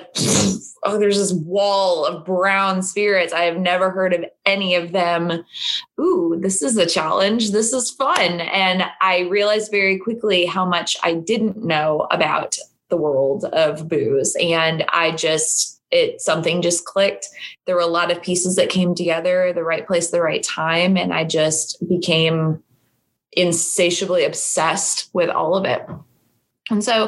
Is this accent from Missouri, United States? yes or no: yes; St. Louis, Missouri, United States; moved away as an adult; now in Louisville, United States; I am not from Kentucky. I am from St. Louis, Missouri